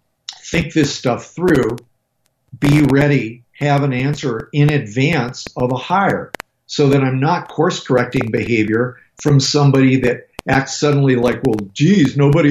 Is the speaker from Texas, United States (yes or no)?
no; Colorado, United States; I'm from Colorado, dude.